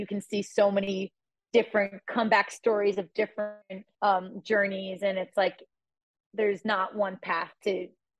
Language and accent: English; United States; now in Boulder, United States; It's 15 minutes from my hometown